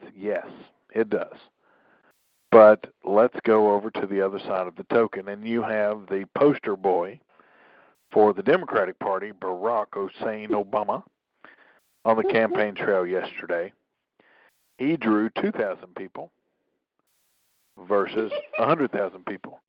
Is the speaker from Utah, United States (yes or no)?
no; Tennessee, United States; My home state of Tennessee